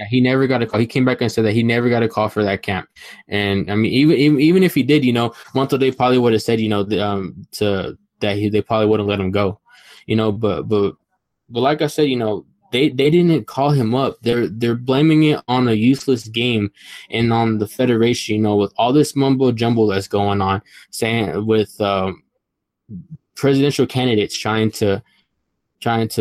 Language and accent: English; Texas, United States; I'm from Texas.